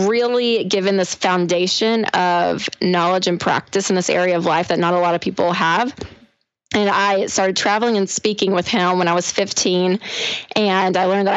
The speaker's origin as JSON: {"language": "English", "town": "Nashville", "region": "Tennessee", "country": "United States", "tie": "born or raised there", "said": "I am from Nashville and living in Nashville"}